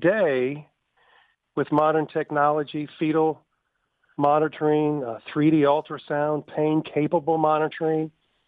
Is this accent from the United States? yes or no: yes; Tuscaloosa, Alabama, United States; my hometown